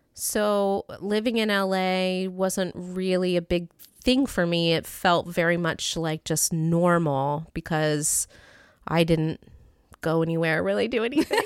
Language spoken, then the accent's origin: English; Beavercreek, Ohio, United States; moved away; I grew up in Beaver Creek, Ohio, which is a little suburb, well, not so little anymore, which is a suburb of Dayton, Ohio